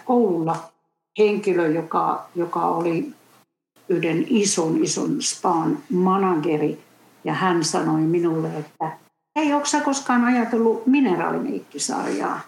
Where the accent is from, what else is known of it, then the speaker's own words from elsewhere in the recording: Finland; moved away as an adult; also born or lived in United States; olen tullut takaisin sitten myöhemmin Suomeen.